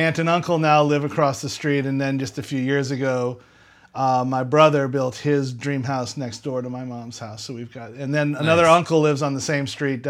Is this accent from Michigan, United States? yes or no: no; Metairie, Louisiana, United States; So I'm originally from Old Metairie. In fact, where I'm staying right now on our extended vacation is the house I grew up in.